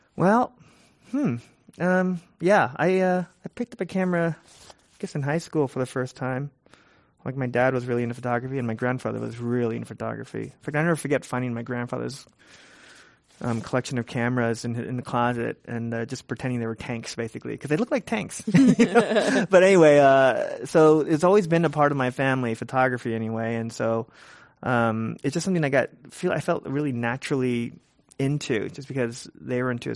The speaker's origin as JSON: {"language": "English", "town": "San Francisco", "region": "California", "country": "United States", "tie": "born or raised there", "said": "I was born and raised in San Francisco, Richmond District, and I, and I live in the Richmond District now even"}